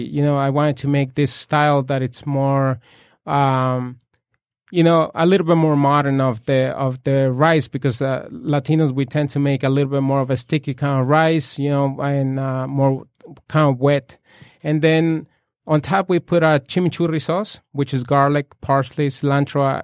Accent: Puebla, Mexico; moved away; I was born and raised in Puebla

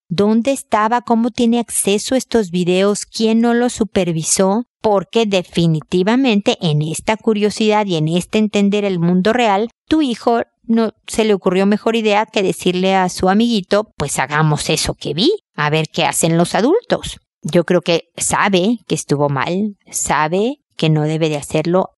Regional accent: Mexico; en mi tierra se dice el casado casa quiere

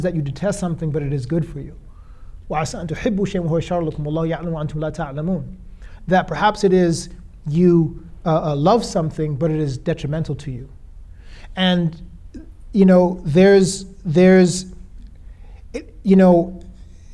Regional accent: United States; being an American, a passport holder

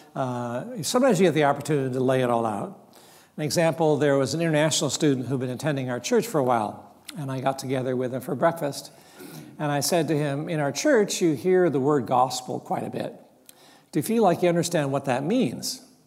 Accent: Mount Hermon, California, United States; I grew up in Mount Hermon, loving Mount Hermon

